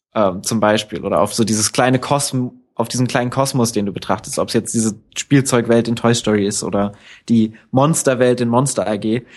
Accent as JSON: {"language": "German", "region": "Northern Hesse", "country": "Germany", "tie": "born or raised there", "said": "wo ich aufgewachsen bin in Nordhessen"}